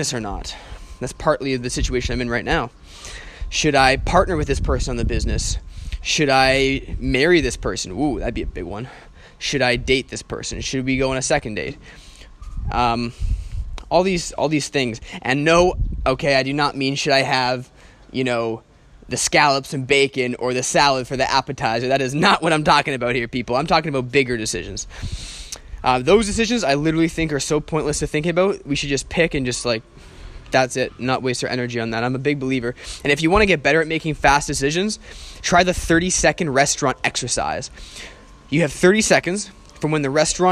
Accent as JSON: {"language": "English", "country": "Canada", "moved": "as an adult", "said": "I'm from Canada, I'm from a Western country"}